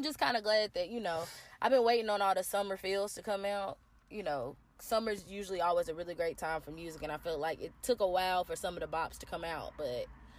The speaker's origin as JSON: {"language": "English", "town": "Nashville", "region": "Tennessee", "country": "United States", "said": "I'm from Nashville, so there's plenty live music down here"}